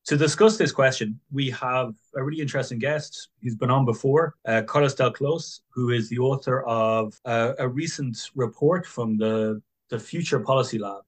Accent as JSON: {"language": "English", "town": "Dublin", "region": "Leinster", "country": "Ireland", "tie": "born or raised there", "moved": "as an adult", "lives_now": "Madrid, Spain", "said": "my home city of Dublin"}